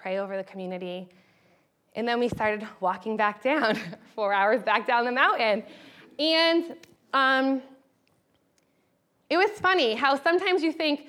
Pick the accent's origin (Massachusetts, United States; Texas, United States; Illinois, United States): Massachusetts, United States; Western; as a child, I grew up in Western Massachusetts, which is about an hour and a half from Boston